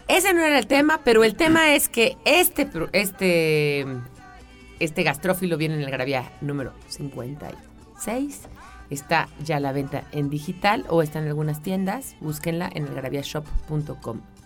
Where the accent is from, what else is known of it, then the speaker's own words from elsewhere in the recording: Mexico City, Mexico; tú y yo somos chilangos